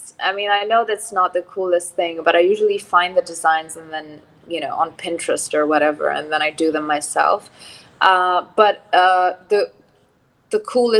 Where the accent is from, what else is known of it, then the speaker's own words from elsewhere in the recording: Abu Dhabi, United Arab Emirates; moved away; also born or lived in Lebanon; So I grew up in Abu Dhabi.